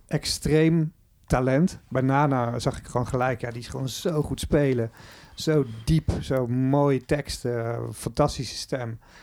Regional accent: Netherlands; je bent gewoon een Nederlander.

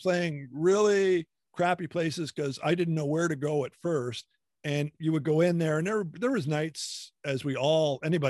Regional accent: Hamilton, Ontario, Canada; I'm from Ontario, a Hamilton area.

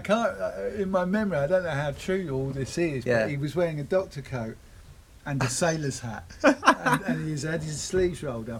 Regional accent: London, United Kingdom; I grew up in South East London, and there was no tattoo studios around at all.

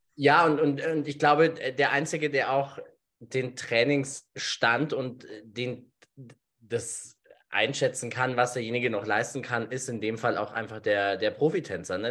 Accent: Germany; bei uns in Deutschland

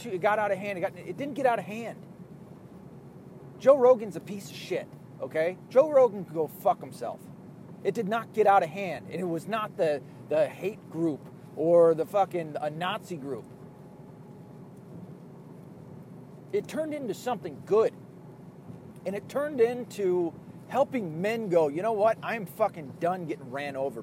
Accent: Ireland; being an Irish person

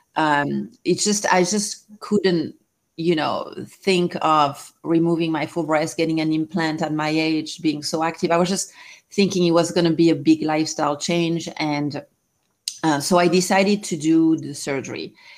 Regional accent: France; English is a second language; moved away as an adult; now in Southern California, United States; I'm originally from France. I've been here 20 years

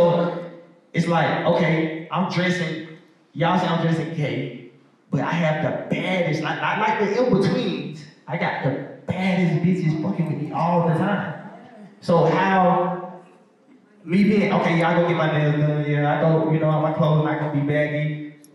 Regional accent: Decatur, Georgia, United States; I'm from Decatur

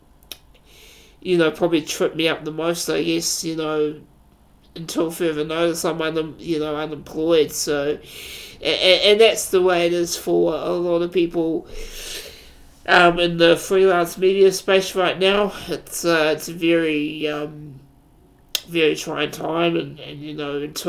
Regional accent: New Zealand; I am a New Zealander.

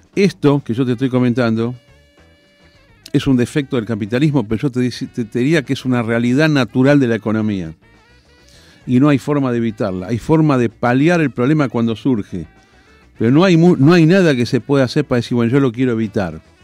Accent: Argentina; Yo soy el argentino más alcista de mentalidad que hay

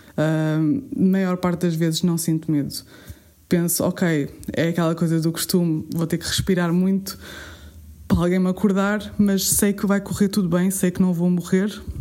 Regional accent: Alentejo, Portugal; como boa alentejana que sou

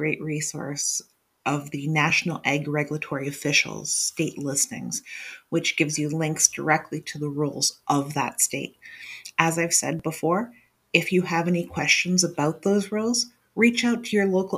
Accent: New Hampshire, United States; my hometown of New Hampshire

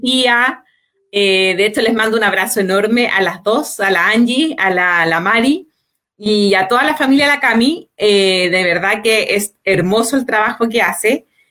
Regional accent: Santiago, Santiago Metropolitan Region, Chile; somos todos vecinos de Peñalolén

